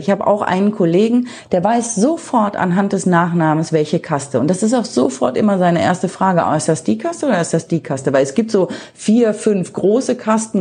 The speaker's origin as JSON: {"language": "German", "country": "Germany", "also_born_or_lived": "Cologne", "moved": "as an adult", "lives_now": "India", "said": "bei uns in Deutschland"}